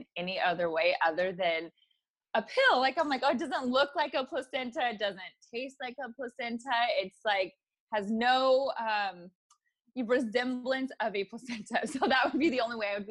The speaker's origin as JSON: {"language": "English", "region": "California", "country": "United States", "tie": "born or raised there", "said": "I born and raised in California"}